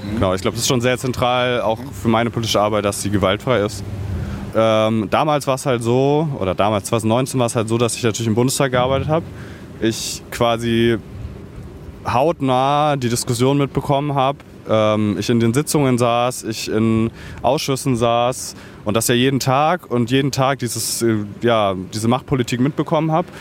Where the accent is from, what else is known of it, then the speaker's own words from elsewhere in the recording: Bavaria, Germany; now in Berlin, Germany; ich bin auch in Bayern aufgewachsen